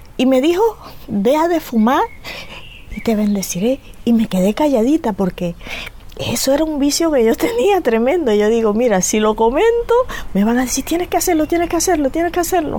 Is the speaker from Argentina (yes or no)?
no; Venezuela; moved away as an adult; now in Canary Islands, Spain; yo vengo de Venezuela, soy hija de venezolanos y trinitarios de la región del sur de Venezuela